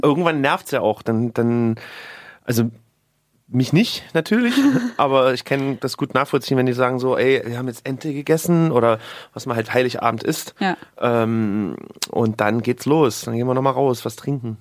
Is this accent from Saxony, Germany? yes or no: yes; Leipzig, Saxony, Germany; moved away; meine alte Heimat